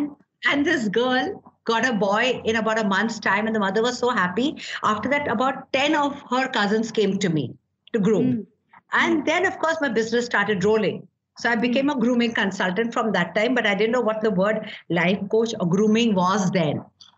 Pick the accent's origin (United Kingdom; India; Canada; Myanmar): Myanmar; Okay, first and the foremost, I come from Burma. You know, my grandparents had this shipping mills in Burma.